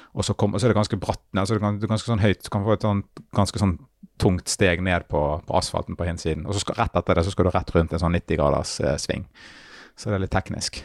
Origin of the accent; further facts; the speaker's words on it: Bergen, Vestland, Norway; min hjemby